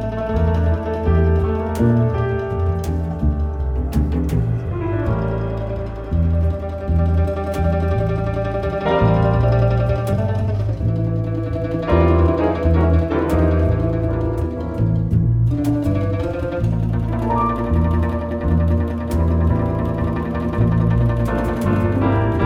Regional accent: Minnesota, United States; I'm from Minnesota in the U.S.

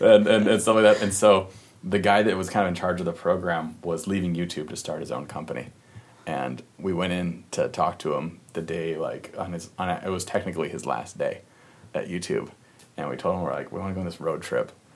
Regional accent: Minnesota, United States; we grew up in Minnesota

